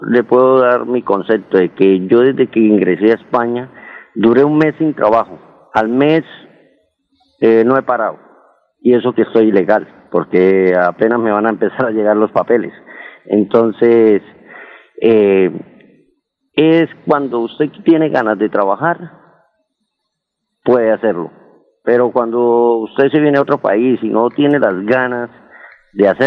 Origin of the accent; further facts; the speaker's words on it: Bucaramanga, Santander, Colombia; yo lo que quería decirle a mi pueblo colombiano y en especial a mi Bucaramanga